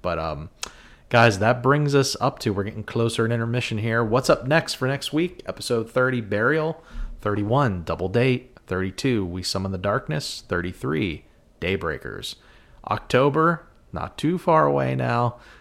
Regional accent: Western Pennsylvania, United States; we're from Western P

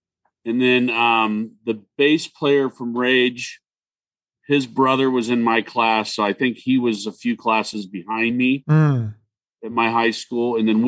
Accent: Irvine, California, United States; also born or lived in Fort Wayne, Indiana; I grew up in Irvine.

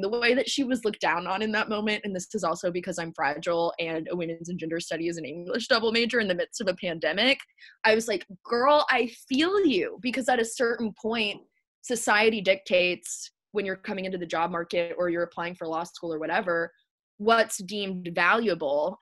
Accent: the South, United States; growing up in the South in a very patriarchal culture.

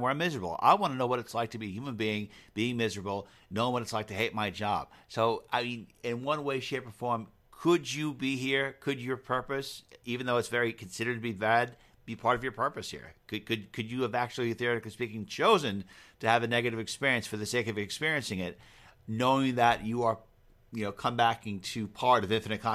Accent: Long Island, New York, United States; we're both from Long Island.

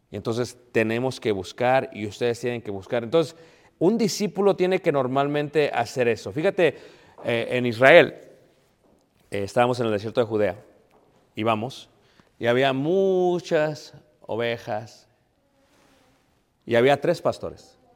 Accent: Mexico City, Mexico; Y como jóvenes, yo soy de Ciudad de México, queríamos vivir en ciertos barrios, mis papás, para que no nos fueran a mal influenciar.

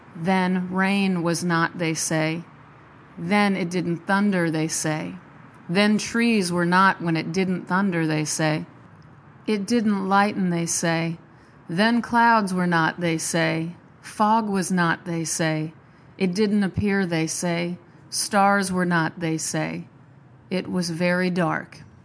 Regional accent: Nebraska, United States; I'm from Nebraska

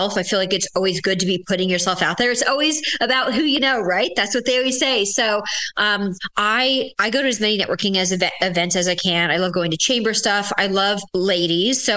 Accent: Williamsburg, Virginia, United States; I'm from Williamsburg. I've been here since fourth grade

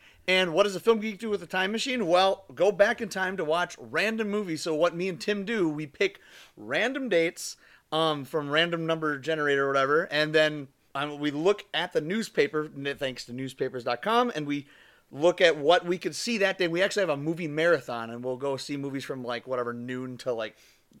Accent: Minneapolis, Minnesota, United States; we're from Minneapolis

